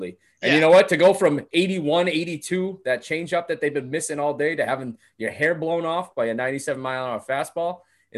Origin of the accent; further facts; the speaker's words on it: New England, United States; I grew up playing baseball in New England